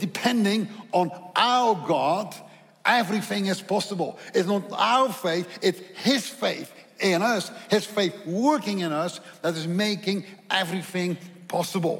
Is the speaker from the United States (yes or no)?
no; Netherlands; accent: Dutch; English is a second language; my accent is Dutch